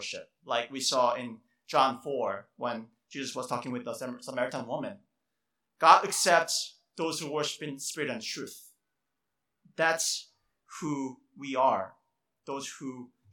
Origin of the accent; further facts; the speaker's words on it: South Korea; moved away; I grew up in Korea in my childhood